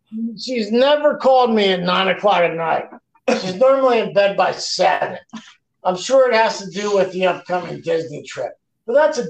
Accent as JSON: {"language": "English", "country": "Canada", "said": "I'm from Canada, man."}